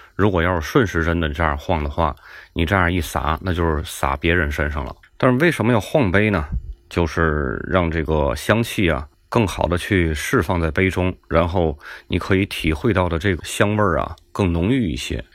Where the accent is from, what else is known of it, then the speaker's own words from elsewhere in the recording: Tianjin, China; accent: Tianjin; 听我口音，大家应该能听出来，我是天津人。 土生土长的天津人，天津人说话爱唠叨